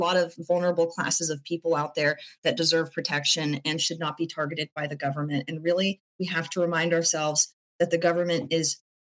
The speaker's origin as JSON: {"language": "English", "town": "Portland", "region": "Oregon", "country": "United States", "tie": "born or raised there", "said": "I was born in Portland, and I see the place that I've called home for most of my life"}